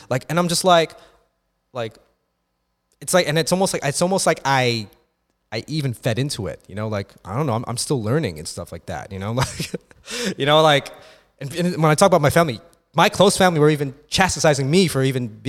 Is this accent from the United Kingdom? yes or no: no; Philippines; because first of all, like, bitch, I'm fucking Filipino.